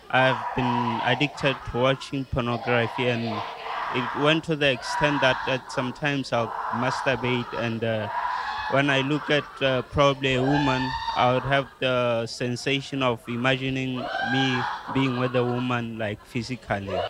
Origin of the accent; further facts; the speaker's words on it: Botswana; I'm from Botswana.